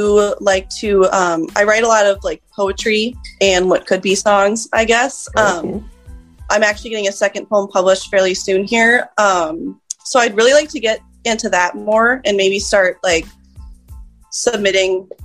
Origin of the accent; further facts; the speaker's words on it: Albert Lea, Minnesota, United States; born and raised in Albert Lea